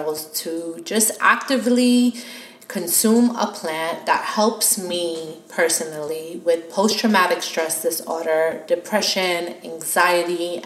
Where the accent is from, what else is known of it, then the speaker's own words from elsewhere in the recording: New York City, New York, United States; moved away as an adult; also born or lived in California; now in Florida, United States; growing up in New York